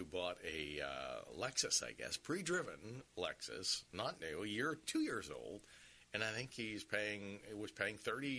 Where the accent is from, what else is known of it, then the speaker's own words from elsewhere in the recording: Sun City, United States; I didn't grow up in Chicago. I grew up in Sun City.